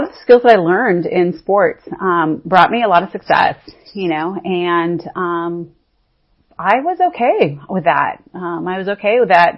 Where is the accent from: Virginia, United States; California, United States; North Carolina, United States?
California, United States; Northern; I was born in Northern California to a very strong, independent woman